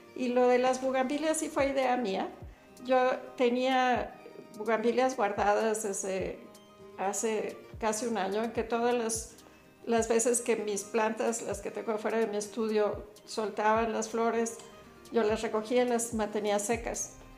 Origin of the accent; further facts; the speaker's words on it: Mexico; Soy mexicana